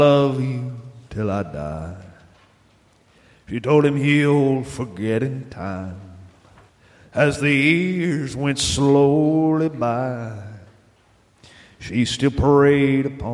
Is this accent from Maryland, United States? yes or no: no; Northwest Florida, United States; also born or lived in Kansas; I started my life in Kansas as a boy. But we moved promptly before I'd gone through any rites of passage. And I grew up in Northwest Florida, a region of Northwest Florida that just touches Alabama